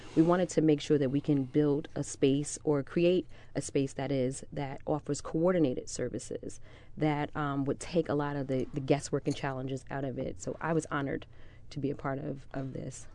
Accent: United States; I'm from the South Ward

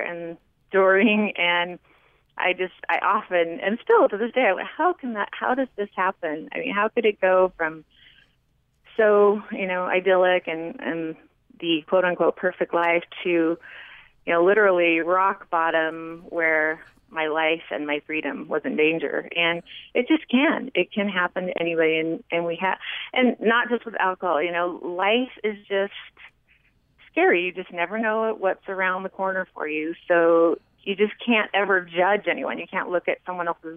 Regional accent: California, United States; moved away as an adult; also born or lived in Bismarck, North Dakota; now in Heber City, United States; growing up in California

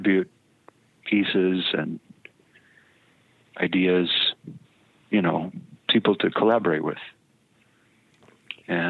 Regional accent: Fayetteville, Arkansas, United States; When I was a kid growing up in Fayetteville

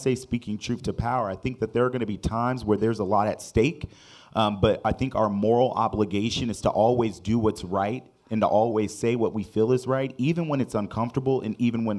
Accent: San Diego, California, United States; now in Wichita, United States; I'm originally from San Diego, California, moved to Wichita about 7 years ago and found my home away from home

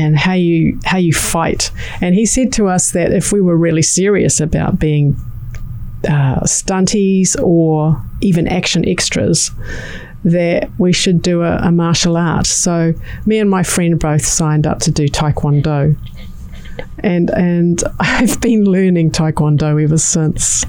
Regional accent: New Zealand; my parents moved from Fiji to New Zealand in 1959. And that's where I was born and where I grew up and where I've lived for my whole life

